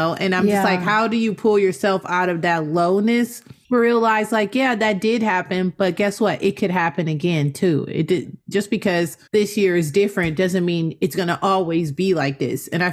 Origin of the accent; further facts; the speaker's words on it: Inglewood, California, United States; we're from Inglewood